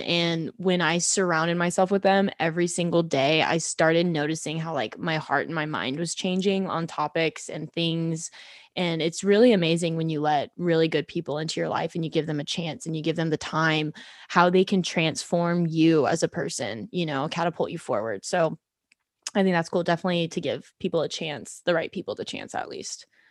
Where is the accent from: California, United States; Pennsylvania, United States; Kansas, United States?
Kansas, United States; Kansas City; moved away as an adult; now in Texas, United States; I grew up in Kansas City, now I live in Texas.